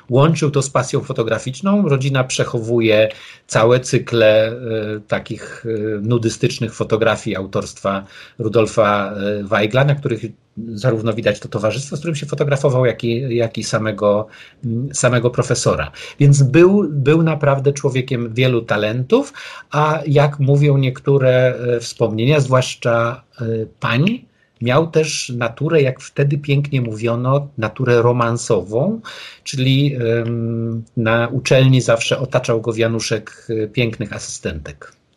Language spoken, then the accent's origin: Polish; Wrocław, Lower Silesian Voivodeship, Poland; ja jestem wrocławianinem